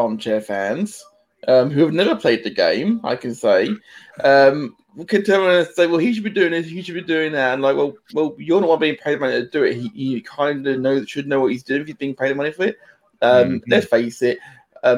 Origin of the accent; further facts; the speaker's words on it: England, United Kingdom; I'm an Englishman